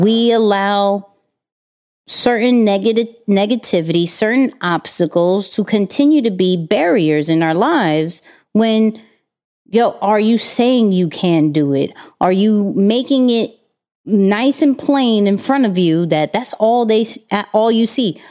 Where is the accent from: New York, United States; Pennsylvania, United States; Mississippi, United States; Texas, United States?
New York, United States; being a New Yorker